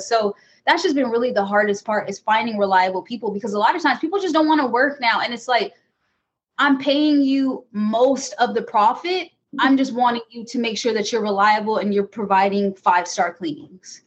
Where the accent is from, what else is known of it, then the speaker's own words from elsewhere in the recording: California, United States; moved away as an adult; now in Michigan, United States; I am from California. I moved to Michigan about four years ago